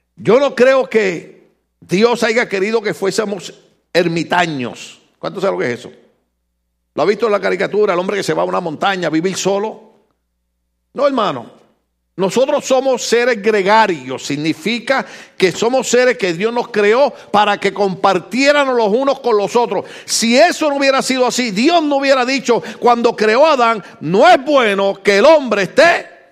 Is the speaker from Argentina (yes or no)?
no; Puerto Rico; moved away; yo como boricua